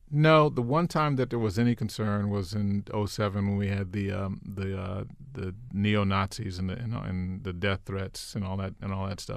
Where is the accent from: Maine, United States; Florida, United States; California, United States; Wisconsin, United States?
California, United States; Los Angeles; moved away as an adult; also born or lived in Miami; now in Maryland, United States; I grew up in L A, I grew up in South L